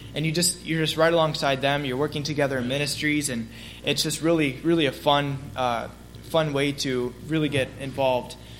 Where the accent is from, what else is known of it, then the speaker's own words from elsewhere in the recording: Chesterton, Indiana, United States; I grew up attending Fairhaven